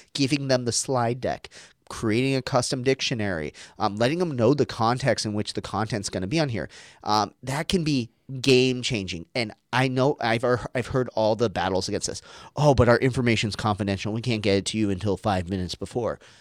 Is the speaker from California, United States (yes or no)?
no; Arizona, United States; an American who grew up in, like, Arizona